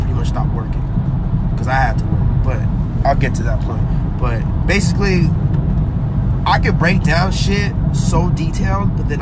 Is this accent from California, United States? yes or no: yes; Anaheim, California, United States; also born or lived in Garden Grove; I've been in Anaheim my whole youth